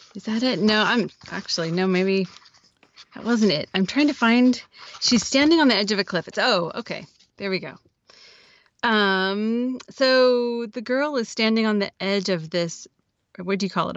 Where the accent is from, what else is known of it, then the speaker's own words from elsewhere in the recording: Oregon, United States; I'm from Oregon.